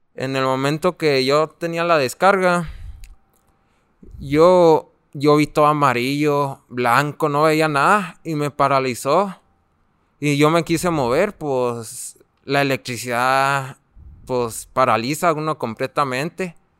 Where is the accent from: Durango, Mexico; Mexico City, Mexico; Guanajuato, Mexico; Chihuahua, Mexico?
Chihuahua, Mexico; Namiquipa; Yo tengo 19 años y vengo desde Namiquipa.